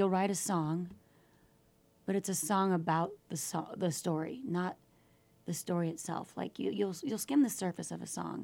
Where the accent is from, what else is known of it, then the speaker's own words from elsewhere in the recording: Michigan, United States; also born or lived in Houston; now in Park City, United States; I was raised in Michigan